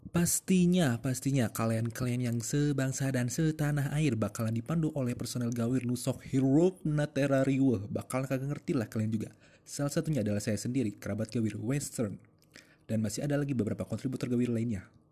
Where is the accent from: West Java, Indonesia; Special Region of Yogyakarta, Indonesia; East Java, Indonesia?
West Java, Indonesia; Bandung; kita para personil berasal dari kota Bandung, Jawa Barat